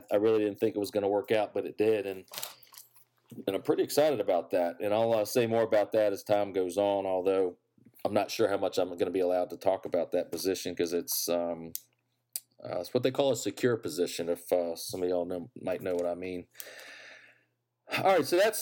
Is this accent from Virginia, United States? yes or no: yes; Virginia, United States; growing up in Virginia for the most part